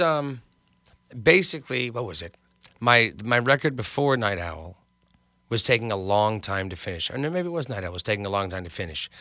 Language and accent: English; Hartsdale, New York, United States; now in Los Angeles, United States; I grew up in New York. I was in the suburbs of New York, in Westchester